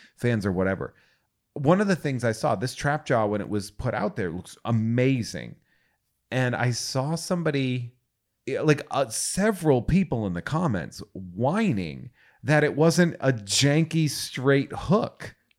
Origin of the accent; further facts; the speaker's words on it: New England, United States; moved away; I'm originally from New England